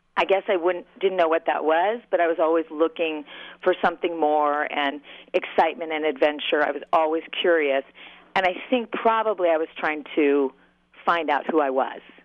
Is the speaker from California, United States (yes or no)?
yes; Southern California, United States; moved away as an adult; also born or lived in Long Beach / Los Angeles; now in Minneapolis, United States; I'm from Southern California